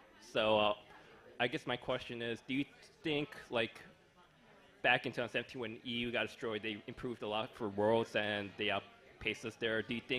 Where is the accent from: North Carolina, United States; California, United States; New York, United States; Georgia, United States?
New York, United States; New York City; I'm from New York City.